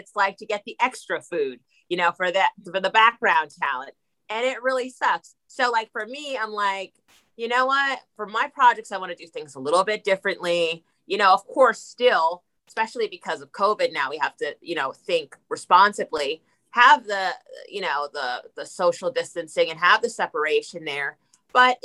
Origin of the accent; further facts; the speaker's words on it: New Jersey, United States; I'm from New Jersey